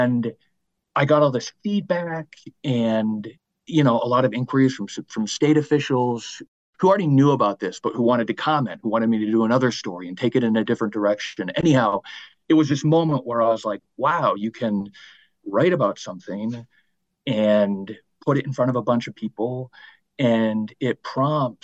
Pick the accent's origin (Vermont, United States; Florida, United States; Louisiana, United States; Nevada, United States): Vermont, United States; also born or lived in Maine / Los Angeles; I grew up in Vermont